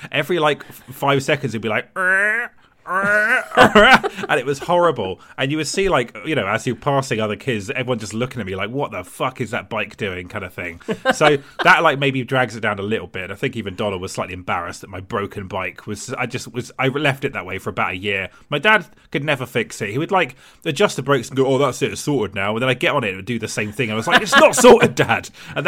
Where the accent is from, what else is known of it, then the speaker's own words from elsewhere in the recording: Gosport, South East England, United Kingdom; I grew up in Gosport in Hampshire, which is Tory heartland.